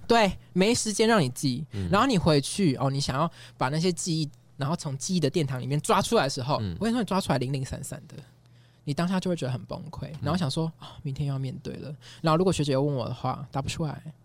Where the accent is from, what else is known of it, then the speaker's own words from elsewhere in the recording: southern Taiwan, Taiwan; moved away as an adult; now in Taipei, Taiwan; 我是南部人